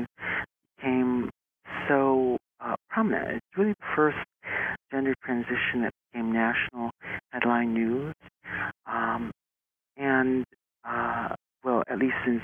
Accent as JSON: {"language": "English", "region": "Midwest", "country": "United States", "tie": "born or raised there", "also_born_or_lived": "Korea / Jackson Heights, Queens, New York", "moved": "as an adult", "lives_now": "New York, United States", "said": "I was born in Korea. I was adopted at the age of 7.5 months old, grew up in the Midwest, came to New York 20 years ago in 1995"}